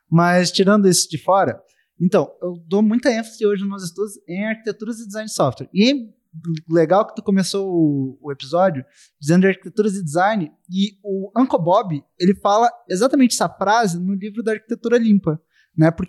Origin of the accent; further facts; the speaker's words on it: Rio Grande do Sul, Brazil; eu sou do Rio Grande do é. Sul, eu tô aqui em BH